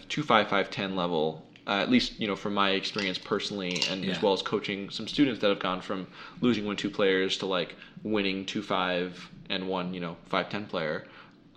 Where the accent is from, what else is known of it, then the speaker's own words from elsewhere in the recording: United States; I was born in the United States in 1993